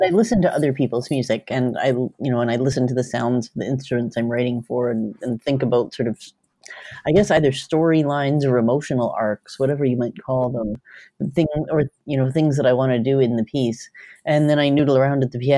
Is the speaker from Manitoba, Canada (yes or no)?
yes; Winnipeg, Manitoba, Canada; moved away as an adult; also born or lived in Brandon, Manitoba; now in Vancouver, Canada; I grew up in Manitoba, actually. I grew up in Winnipeg